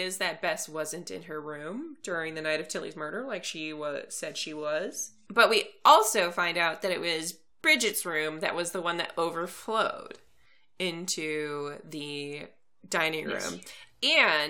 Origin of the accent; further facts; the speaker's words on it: United States; I am the American half of this podcast.